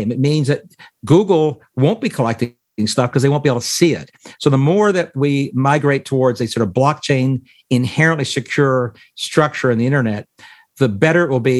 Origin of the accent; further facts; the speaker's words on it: Canada; now in United States; I'm a Canadian and an American, and uh, my former homeland has engaged in uh, Chinese Communist Party tactics against peaceful protesters.